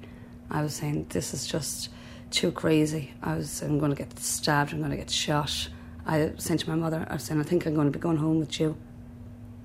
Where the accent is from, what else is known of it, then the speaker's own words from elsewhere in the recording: Southeast Kilkenny, Leinster, Ireland; moved away as an adult; also born or lived in Waterford / Dublin; now in United States; I'm from Southeast Kilkenny, from a family of seven